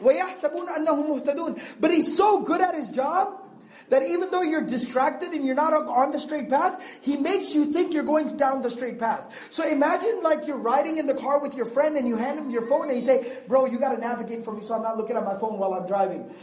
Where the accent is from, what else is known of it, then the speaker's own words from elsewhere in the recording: Texas, United States; I'm from Texas. No, I don't live in the countryside.